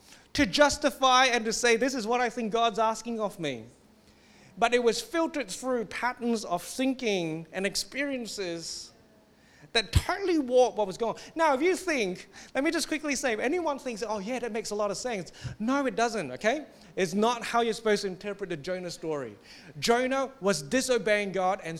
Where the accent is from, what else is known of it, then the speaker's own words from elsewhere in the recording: Singapore; I come from Singapore where they think that bad emotions are demons.